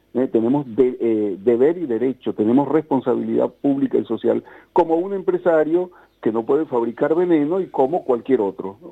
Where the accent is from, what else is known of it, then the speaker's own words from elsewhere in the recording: Punto Fijo, Falcón, Venezuela; moved away; en mi ciudad Punto Fijo, donde yo nací, en Frente al Caribe